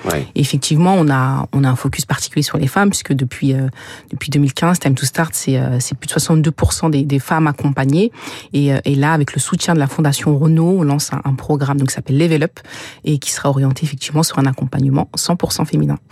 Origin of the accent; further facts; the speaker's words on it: Sevran, Île-de-France, France; j'ai grandi à Sevran